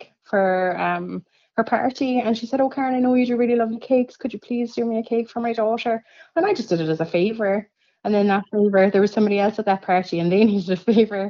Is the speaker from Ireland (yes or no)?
yes; Cork, Munster, Ireland; now in Ferrybank, Ireland; I'm actually completely foreign. I'm from Cork.